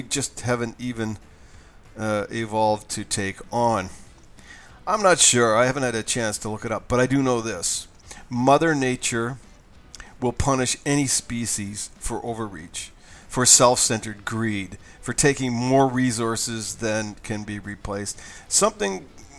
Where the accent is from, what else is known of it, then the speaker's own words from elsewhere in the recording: Mexico; I'm from Mexico